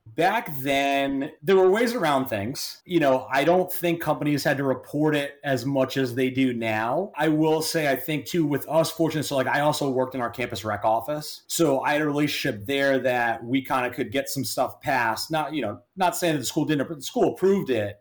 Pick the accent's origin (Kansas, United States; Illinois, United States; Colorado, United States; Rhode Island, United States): Rhode Island, United States; I'm originally from Rhode Island. Played high school hockey at Mount St. Charles Academy